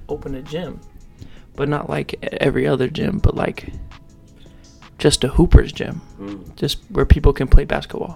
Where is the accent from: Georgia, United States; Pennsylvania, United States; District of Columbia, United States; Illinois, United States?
Pennsylvania, United States; Havertown; also born or lived in Philadelphia; I moved from Philadelphia to a town called Havertown.